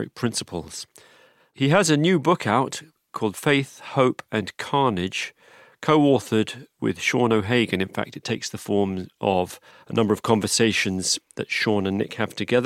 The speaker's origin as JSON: {"language": "English", "region": "London", "country": "United Kingdom", "tie": "born or raised there", "also_born_or_lived": "New York / Los Angeles", "said": "I grew up in London, and then I've lived in New York, and I've lived"}